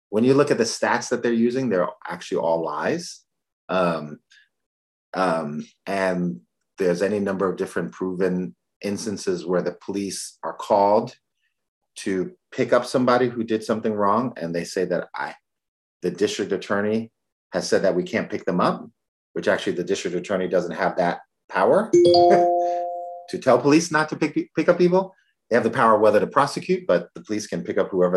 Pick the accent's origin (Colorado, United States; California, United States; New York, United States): New York, United States; New York City; moved away; I'm originally from the Bronx